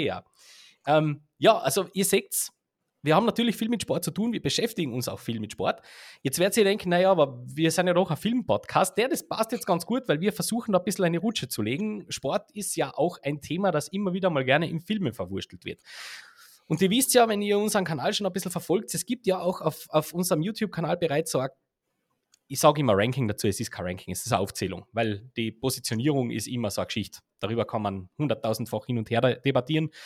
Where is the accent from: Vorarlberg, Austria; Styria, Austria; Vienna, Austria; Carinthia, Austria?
Carinthia, Austria; Heiligenblut am Großglockner; in Heiligenblut am Großglockner aufwachst